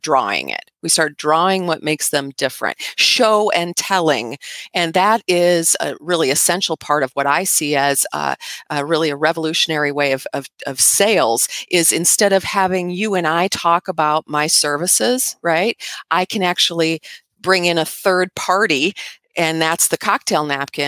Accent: United States; when we're kids here in America

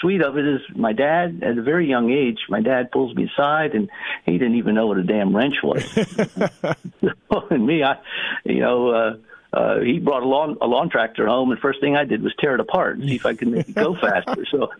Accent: New Jersey, United States; now in North Carolina, United States; Yeah, Jersey boy. And, you know, that was, I think, not in Jersey anymore. I actually live in North Carolina.

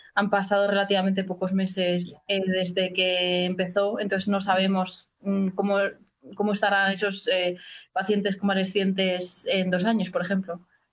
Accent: Madrid, Community of Madrid, Spain; moved away as an adult; also born or lived in Copenhagen, Denmark; now in Stockholm, Sweden; yo soy de Madrid, hice biología en la Universidad Complutense

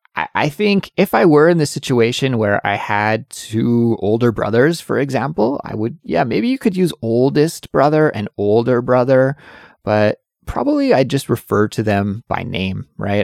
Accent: Canada; moved away

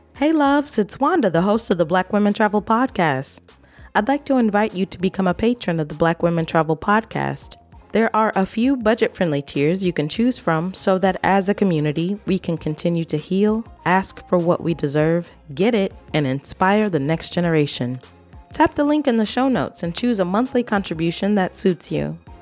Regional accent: Carbondale, Illinois, United States; So I am from Southern Illinois, uh, Carbondale

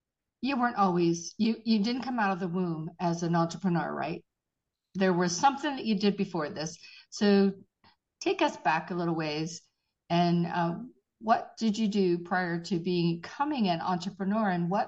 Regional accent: Pittsburgh, Pennsylvania, United States; now in Roswell, United States; I am a Pittsburgh girl. I'm originally from Pittsburgh

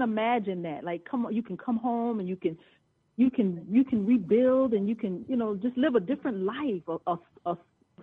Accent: Georgia, United States; I was born and raised in Georgia, born and raised, never left the South

